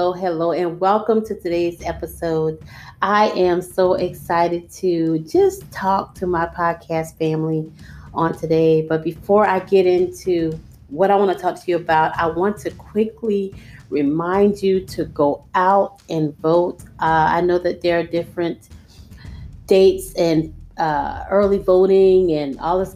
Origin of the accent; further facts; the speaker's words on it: United States; we, as the American people